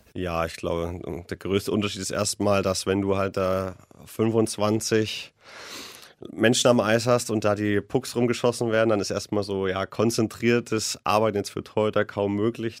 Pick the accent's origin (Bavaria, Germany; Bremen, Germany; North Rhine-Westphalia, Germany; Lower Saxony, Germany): Bavaria, Germany; Nuremberg; als Nürnberger